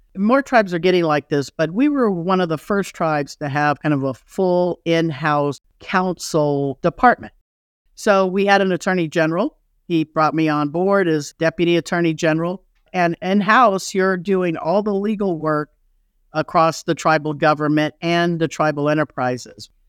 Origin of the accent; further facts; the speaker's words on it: Los Angeles, California, United States; moved away as an adult; also born or lived in Kansas / Chicago / Colorado; I grew up in Los Angeles